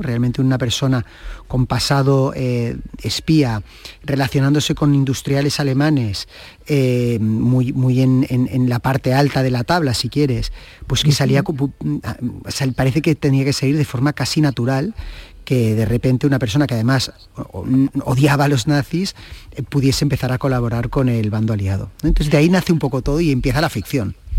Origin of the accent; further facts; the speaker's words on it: Catalonia, Spain; soy un catalán